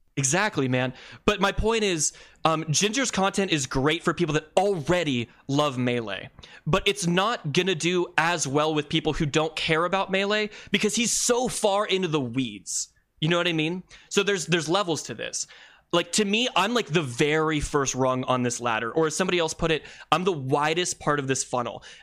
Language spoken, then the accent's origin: English; Columbus, Ohio, United States; my hometown of, uh, Columbus, Ohio